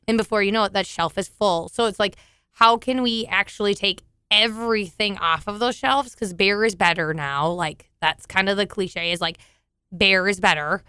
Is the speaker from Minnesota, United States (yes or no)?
yes; southeast of Alexandria, Minnesota, United States; I grew up on a dairy farm in southern, or, like, sou-, southeast of Alexandria